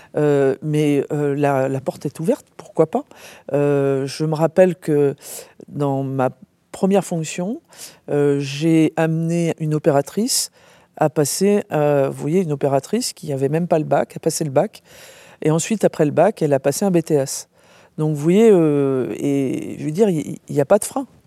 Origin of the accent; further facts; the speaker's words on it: Brest, Brittany, France; also born or lived in Rennes; Moi je suis né en Bretagne, donc déjà, et euh, donc à Brest, vous voyez, tout au bout.